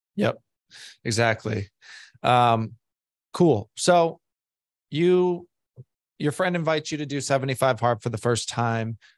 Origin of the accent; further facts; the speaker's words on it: Boston, Massachusetts, United States; moved away as an adult; now in Florida, United States; I'm originally from Boston